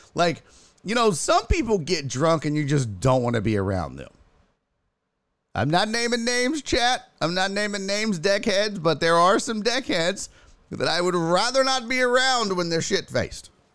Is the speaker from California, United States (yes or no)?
no; Houston, Texas, United States; I'm from Houston